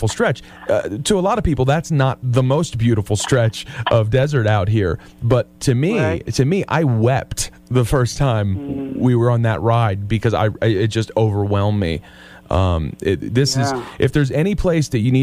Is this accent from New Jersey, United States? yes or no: yes; New Jersey, United States; moved away; we're from New Jersey